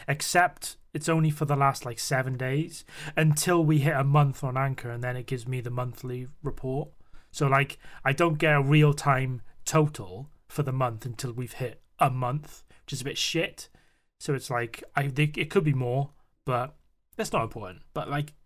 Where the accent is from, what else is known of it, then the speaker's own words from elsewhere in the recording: United Kingdom; we are British